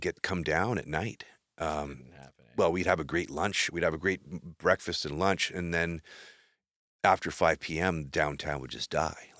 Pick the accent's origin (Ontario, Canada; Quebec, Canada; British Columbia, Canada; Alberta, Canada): British Columbia, Canada; Maple Ridge; also born or lived in Vancouver; now in Kamloops, Canada; I grew up in Maple Ridge.